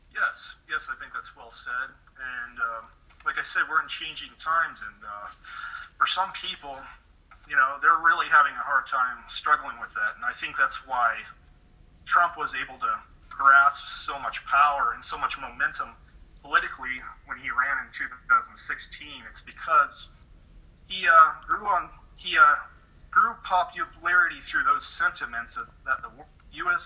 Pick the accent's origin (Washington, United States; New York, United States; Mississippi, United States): Washington, United States; Washington State, up in northwestern Washington